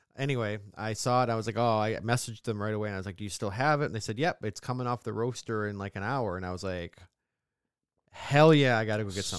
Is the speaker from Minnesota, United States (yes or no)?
no; upstate New York, United States; accent: mid-Atlantic; we're from New York